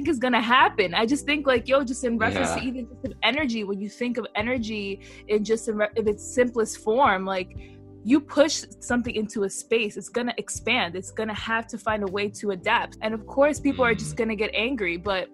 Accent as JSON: {"language": "English", "country": "United States", "said": "as an American"}